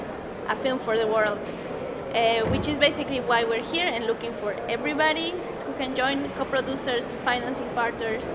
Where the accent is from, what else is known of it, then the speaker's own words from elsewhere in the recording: Bolivia; I come from Bolivia